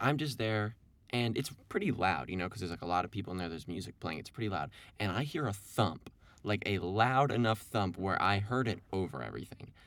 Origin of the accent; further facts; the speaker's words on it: Evanston, Illinois, United States; I'm from Evanston here